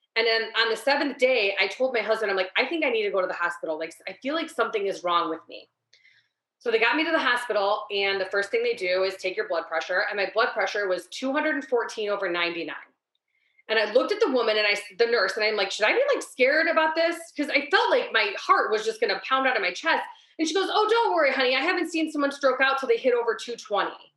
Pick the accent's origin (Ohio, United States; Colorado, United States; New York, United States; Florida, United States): Ohio, United States; I'm born and raised in Ohio my whole life